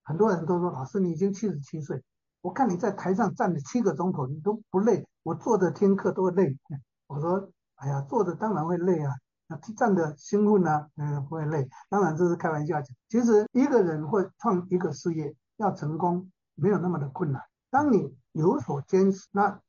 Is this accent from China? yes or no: no; Taiwan; also born or lived in United States; 我在一九七八年从美国念书回来的时候